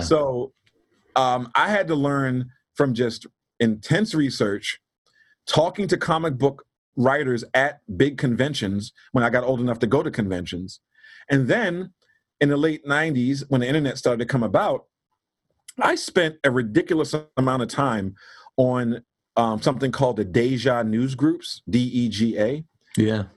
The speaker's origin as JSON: {"language": "English", "town": "Baltimore", "region": "Maryland", "country": "United States", "tie": "born or raised there", "said": "I'm from Baltimore, Maryland, originally born and raised there."}